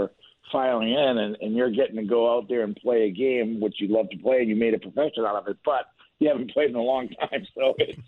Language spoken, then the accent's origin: English; Boston, Massachusetts, United States; Of course. We had a few ponds around there that froze.